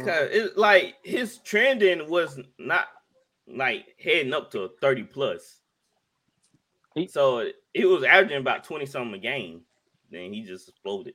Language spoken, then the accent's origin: English; Jackson, United States; my hometown, Jackson